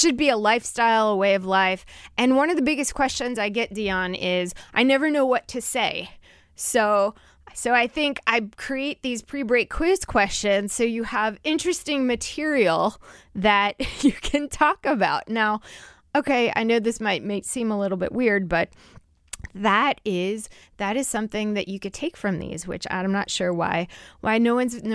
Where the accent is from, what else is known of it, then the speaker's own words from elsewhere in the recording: New Jersey, United States; I am from Jersey